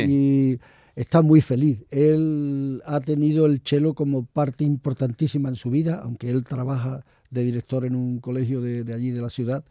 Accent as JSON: {"language": "Spanish", "region": "Andalusia", "country": "Spain", "said": "Andalucía es mi tierra, Andalucía es la tierra que conozco y sobre todo la Andalucía nuestra de Cádiz, Sevilla, Huelva"}